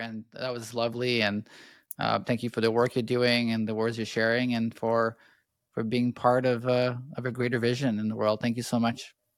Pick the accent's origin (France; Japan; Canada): Canada; I grew up in Canada